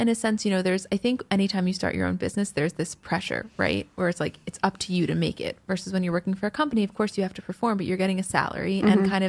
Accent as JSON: {"language": "English", "region": "New Jersey", "country": "United States", "said": "I'm from Jersey."}